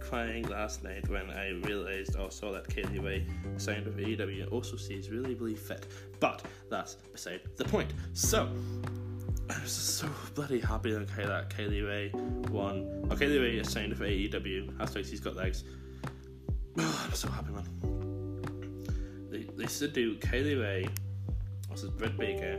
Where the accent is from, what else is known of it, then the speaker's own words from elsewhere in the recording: Northern Ireland, United Kingdom; Non-Ireland, where I'm from. No, I'm not from Belfast, but I'm from non-Ireland